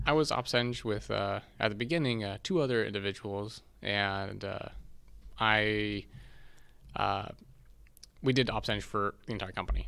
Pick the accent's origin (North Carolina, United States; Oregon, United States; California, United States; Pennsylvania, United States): California, United States; San Diego; moved away as an adult; also born or lived in Seattle; born and raised in San Diego